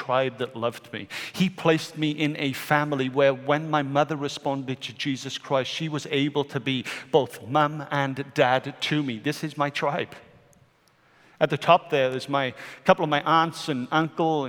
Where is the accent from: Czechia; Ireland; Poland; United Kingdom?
United Kingdom; Wales; moved away; I am a Welshman.